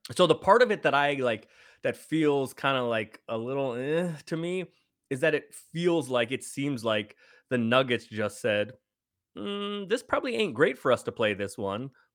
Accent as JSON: {"language": "English", "town": "San Francisco", "region": "California", "country": "United States", "tie": "born or raised there", "said": "I grew up in San Francisco"}